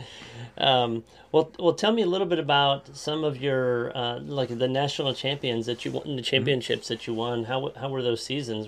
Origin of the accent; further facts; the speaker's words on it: Claremore, Oklahoma, United States; close to my hometown, Claremore, not too far from here